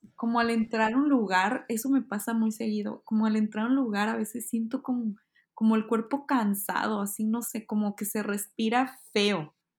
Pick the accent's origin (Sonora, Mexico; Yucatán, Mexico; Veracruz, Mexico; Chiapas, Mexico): Sonora, Mexico; Hermosillo; moved away as an adult; also born or lived in Mexico City, Mexico; now in Kyoto, Japan; Yo soy de Hermosillo, Sonora